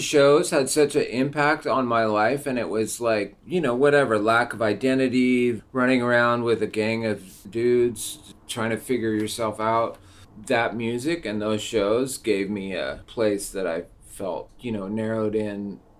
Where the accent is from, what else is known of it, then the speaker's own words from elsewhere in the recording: Seattle, Washington, United States; born and raised in Seattle, grew up in Rainier Valley, went to all the alternative schools